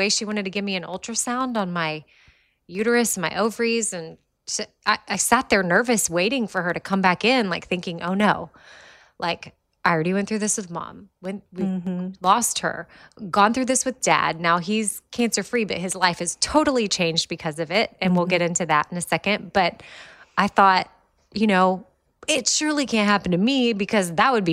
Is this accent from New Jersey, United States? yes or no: no; Austin, Texas, United States; moved away as an adult; now in Nashville, United States; that's where Christy and I grew up.